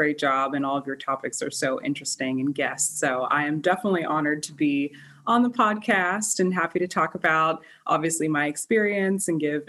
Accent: Orlando, Florida, United States; now in San Francisco, United States; I actually grew up, I'm from Orlando, Florida.

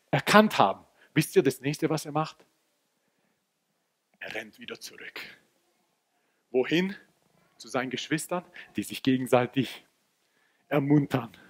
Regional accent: Croatia; Im Halbfinale hat Kroatien, und ich bin Kroate, wer das nicht weiß

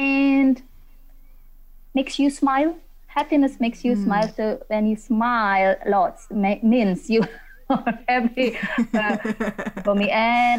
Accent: Indonesia; I'm from Indonesia. Maybe you heard about mm-hmm. Indonesia

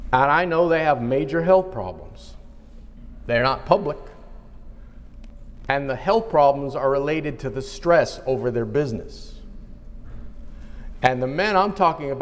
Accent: United States; I am an American citizen

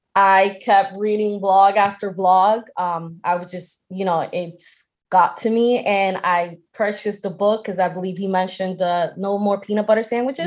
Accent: Boston, Massachusetts, United States; I'm from Boston

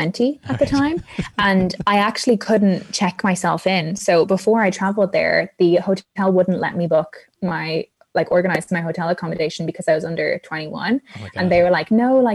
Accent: Ireland; I'm Irish

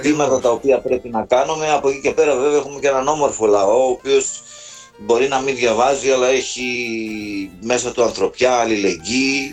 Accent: mountains of Arta, Epirus, Greece; είμαι ακόμα στο χωριό μου, στα ορεινά τη Άρτας

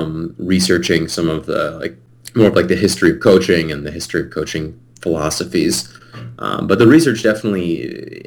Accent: Eden Prairie, Minnesota, United States; I was born and raised in Eden Prairie. It's a little suburb of the Twin Cities here in Minnesota.

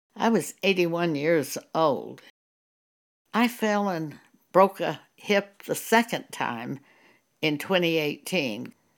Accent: Broadview, New Mexico, United States; also born or lived in Clovis, New Mexico; we lived in a s, very small village called Broadview.

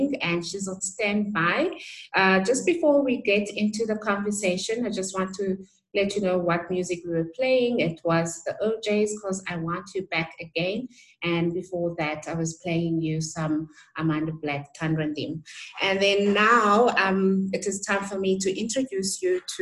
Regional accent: Butterworth, Eastern Cape, South Africa; moved away as an adult; my hometown, which is Butterworth

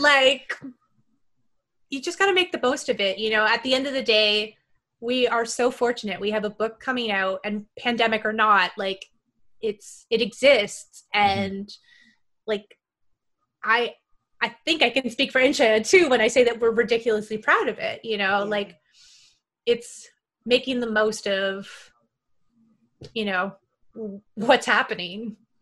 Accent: Canada; now in United States; I'm Canadian.

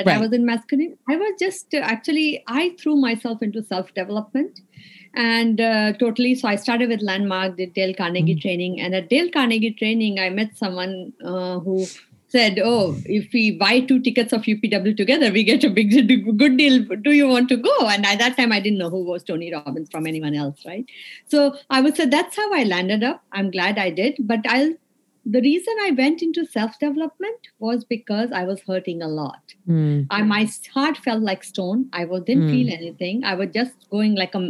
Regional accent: India; moved away as an adult; now in United States; I'm from India. I grew up in India.

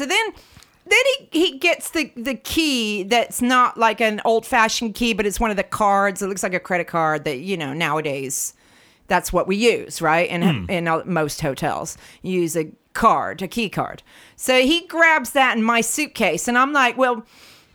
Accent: United States; now in London, United Kingdom; I'm from the States

